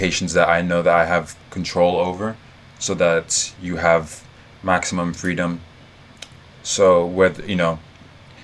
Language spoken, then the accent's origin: English; Lagos, Nigeria; also born or lived in New York / London; now in Abuja, Nigeria; I grew up in Lagos